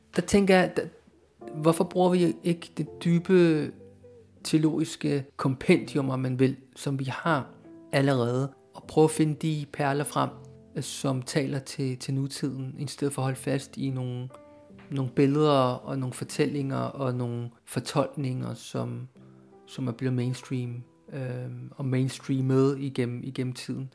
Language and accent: Danish; Denmark; jeg er opvokset i Danmark